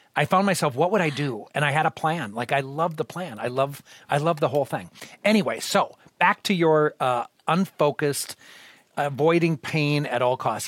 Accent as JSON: {"language": "English", "town": "Austin", "region": "Minnesota", "country": "United States", "moved": "yes", "said": "I'm originally from the Austin area."}